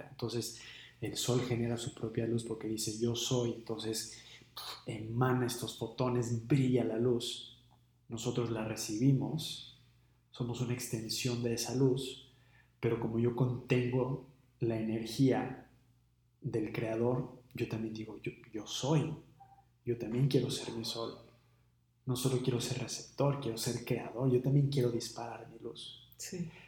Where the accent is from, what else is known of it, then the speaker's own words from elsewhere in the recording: Seattle, Washington, United States; Como crecí en Seattle y vivo en Seattle y mi familia es en Seattle y mis amigos es en Seattle y mi trabajo es en Seattle, entonces pues me tengo que quedar en Seattle.